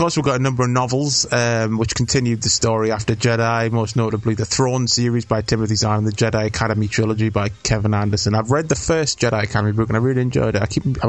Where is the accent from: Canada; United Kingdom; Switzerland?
United Kingdom; just because I'm British